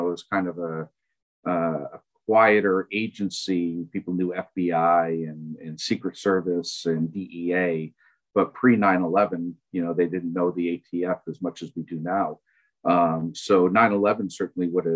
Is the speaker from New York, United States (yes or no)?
yes; Saratoga Springs, New York, United States; also born or lived in Lake Placid, New York; I grew up in upstate New York in Saratoga Springs